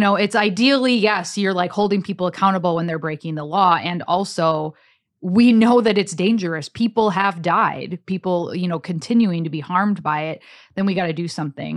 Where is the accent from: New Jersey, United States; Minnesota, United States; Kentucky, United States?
Minnesota, United States; Cass Lake; now in Roseville, United States; I grew up in Cass Lake, you know, really small town